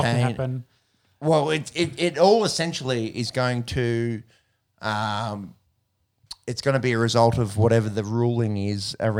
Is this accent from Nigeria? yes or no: no; Australia; I'm an Aussie.